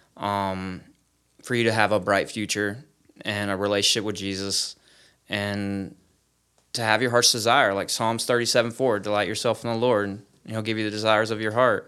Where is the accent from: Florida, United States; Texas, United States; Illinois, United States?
Florida, United States; Polk County in Sarasota; I'm from Polk County in Sarasota, Florida